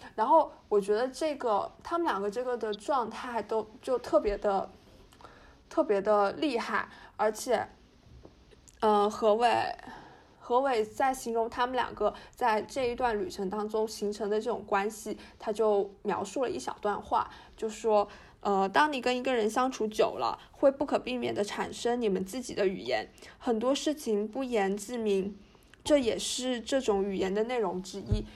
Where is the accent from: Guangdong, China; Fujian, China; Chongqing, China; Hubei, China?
Fujian, China; 我是福建人